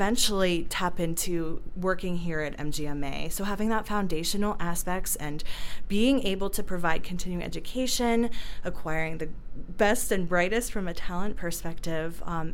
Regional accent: Ohio, United States; moved away as an adult; also born or lived in Cleveland; now in Denver, United States; I'm also from the Midwestern state of Ohio

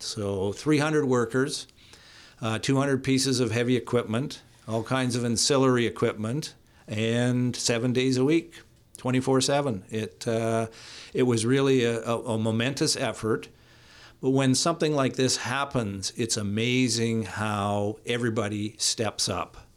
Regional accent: Hope, British Columbia, Canada; I grew up in Hope

